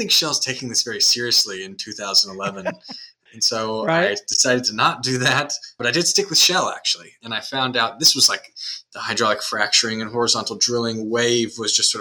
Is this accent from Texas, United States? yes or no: yes; Houston, Texas, United States; also born or lived in Austin; I was actually born and raised in Houston, went to Stratford High School just down the road